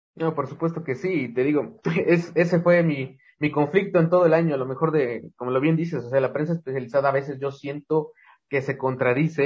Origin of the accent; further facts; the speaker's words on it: Mexico; como mexicanos